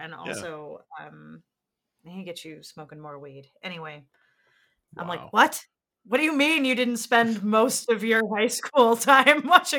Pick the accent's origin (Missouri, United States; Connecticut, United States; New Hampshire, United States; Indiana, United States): New Hampshire, United States; But I am from New Hampshire.